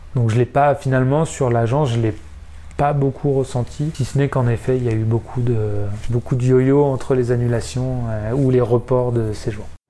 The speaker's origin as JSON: {"language": "French", "town": "Évian-les-Bains", "region": "Auvergne-Rhône-Alpes", "country": "France", "tie": "born or raised there", "also_born_or_lived": "Villard-de-Lans / Albertville", "said": "je suis né à Evian euh, et j'ai fait pas mal de snow pendant ma jeunesse. Euh, commencé le snowboard à 7 ans et demi, enfin, commencé le snowboard à 4 ans, puis rejoint le snowboard club d'Avoria à 7 ans et demi"}